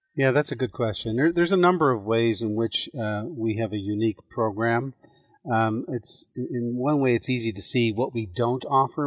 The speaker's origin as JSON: {"language": "English", "country": "Ireland", "tie": "born or raised there", "moved": "yes", "lives_now": "United States", "said": "I'm an immigrant. I was born in Ireland."}